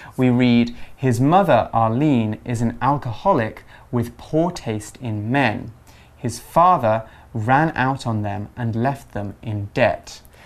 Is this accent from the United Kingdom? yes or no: yes; England, United Kingdom; growing up in England, having two sisters, and going to college